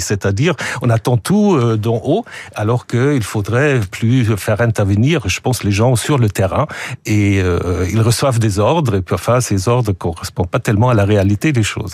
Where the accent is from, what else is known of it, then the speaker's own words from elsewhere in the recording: Switzerland; also born or lived in Germany; now in France; je suis suisse, euh, je suis double nationalité, suisse et allemand